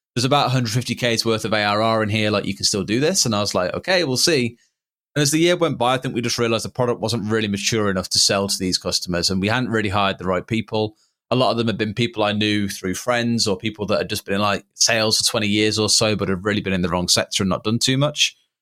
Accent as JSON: {"language": "English", "town": "Tamworth", "region": "West Midlands", "country": "United Kingdom", "tie": "born or raised there", "said": "my hometown of Tamworth"}